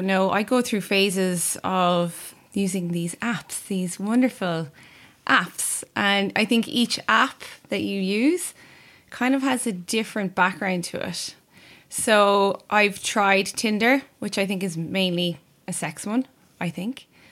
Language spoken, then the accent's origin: English; Cork, Munster, Ireland; I'm also from Cork